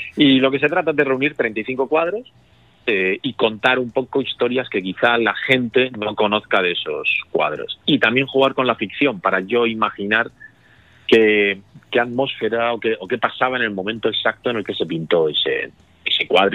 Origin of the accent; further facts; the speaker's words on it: Murcia, Region of Murcia, Spain; soy de Murcia